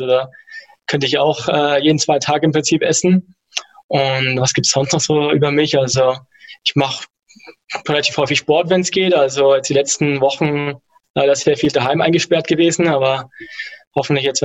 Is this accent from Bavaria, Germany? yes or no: yes; Nuremberg, Bavaria, Germany; now in Munich, Germany; Ich komme eigentlich ursprünglich aus Nürnberg, äh, wohne jetzt aber in München.